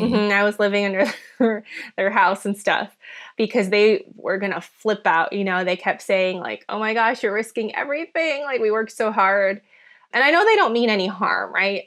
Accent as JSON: {"language": "English", "region": "Minnesota", "country": "United States", "tie": "born or raised there", "second_language": "English", "said": "I grew up in Minnesota"}